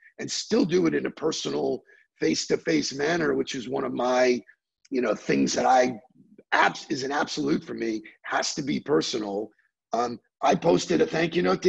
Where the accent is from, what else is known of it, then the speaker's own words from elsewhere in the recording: New York, United States; moved away; I was born in New York.